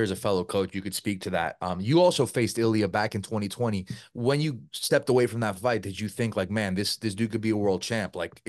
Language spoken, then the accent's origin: English; New Jersey, United States; I'm from New Jersey